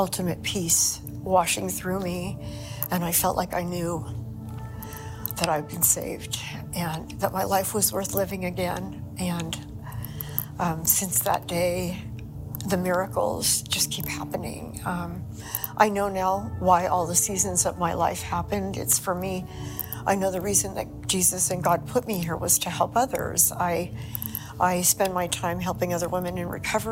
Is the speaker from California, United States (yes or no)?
yes; Millbrae, California, United States; also born or lived in Toronto, Canada / Ireland; We moved to California when I was 3. I grew up in Millbrae, California